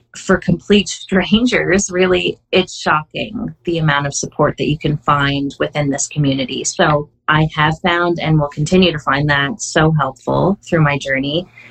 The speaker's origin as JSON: {"language": "English", "country": "Canada", "said": "I am Canadian. I believe I'm still the only Canadian community coach"}